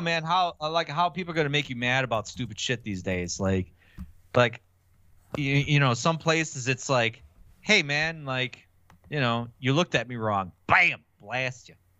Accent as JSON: {"language": "English", "town": "Milwaukee", "region": "Wisconsin", "country": "United States", "said": "I'm from Milwaukee"}